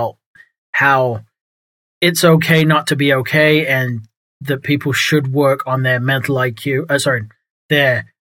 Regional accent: England, United Kingdom; now in Texas, United States; I moved from England, grew up in England, moved to New England, and then I've moved to Texas

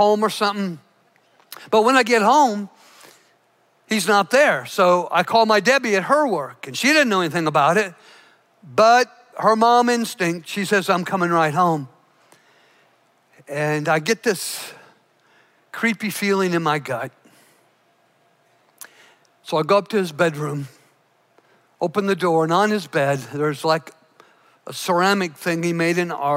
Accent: Douglas County, Illinois, United States; I grew up in Douglas County, Illinois, flattest piece of ground in the nation.

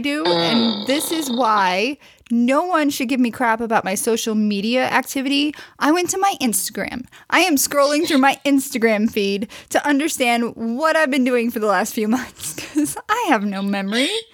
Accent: Missouri, United States; I'm from Missouri

